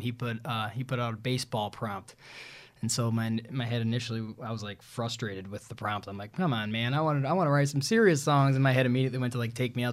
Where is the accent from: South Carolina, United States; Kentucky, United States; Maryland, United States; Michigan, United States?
Michigan, United States; Okemos; also born or lived in Southfield, Michigan / Redford, Michigan / Novi, Michigan / Detroit, Michigan; now in West Michigan, United States; we moved to Mid Michigan, I graduated from Okemos High School